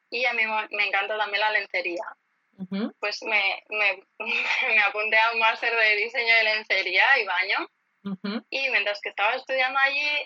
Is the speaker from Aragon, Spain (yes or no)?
no; Elche, Valencian Community, Spain; also born or lived in Barcelona; Sí, soy de Elche.